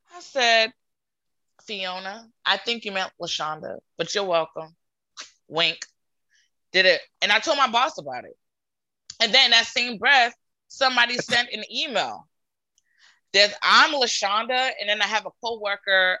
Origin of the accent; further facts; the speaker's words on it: Providence, Rhode Island, United States; I grew up in Providence, Rhode Island